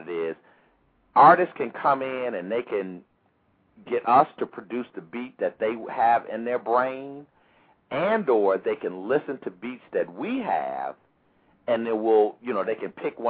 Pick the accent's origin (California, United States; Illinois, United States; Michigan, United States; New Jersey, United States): Illinois, United States; Chicago; moved away as an adult; also born or lived in Washington, D.C.; I'm a kid from Chicago, came out here, you know, to Howard University